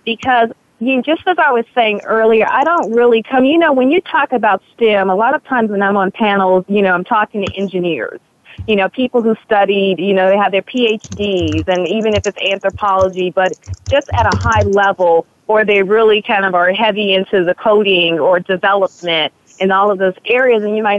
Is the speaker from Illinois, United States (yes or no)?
yes; Chicago, Illinois, United States; moved away as an adult; now in Los Angeles, United States; I came to Los Angeles from Chicago, it was more about entertainment, and I was very invested in that.